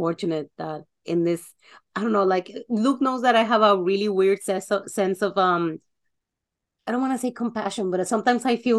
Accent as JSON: {"language": "English", "country": "Mexico", "tie": "born or raised there", "said": "being raised, born and raised in Mexico, it's also a thing."}